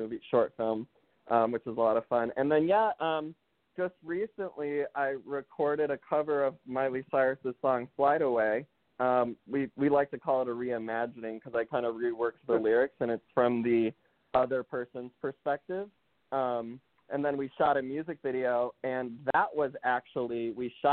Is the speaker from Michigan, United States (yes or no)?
no; Minnesota, United States; now in Los Angeles, United States; I grew up in Minnesota originally